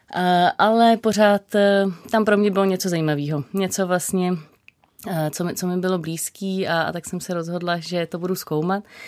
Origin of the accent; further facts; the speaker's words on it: Prague, Czechia; jsem vyrostla v Praze